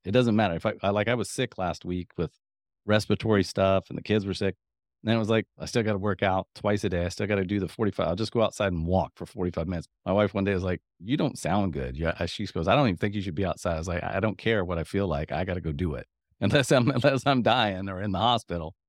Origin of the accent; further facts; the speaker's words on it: Midwest, United States; I'm from the Midwest